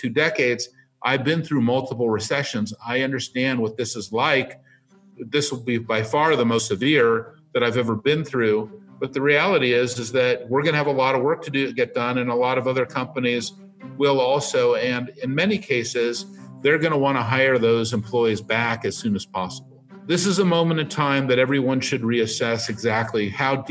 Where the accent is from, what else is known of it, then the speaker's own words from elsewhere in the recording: San Francisco, California, United States; I live in San Francisco. I was born on Divisadero Street